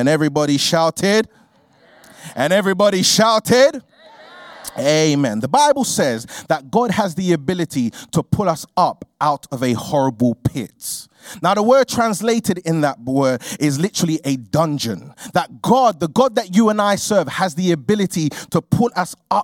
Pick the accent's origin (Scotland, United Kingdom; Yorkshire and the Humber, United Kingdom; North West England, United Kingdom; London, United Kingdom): London, United Kingdom; I grew up in a place called Peckham, which is in southeast London